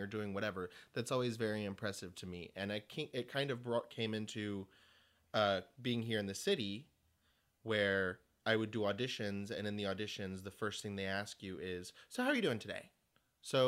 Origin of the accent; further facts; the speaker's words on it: South Texas, United States; now in New York City, United States; I come from South Texas